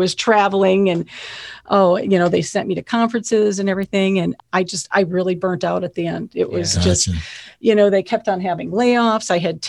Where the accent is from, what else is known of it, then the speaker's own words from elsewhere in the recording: Phoenix, Arizona, United States; I'm from Phoenix.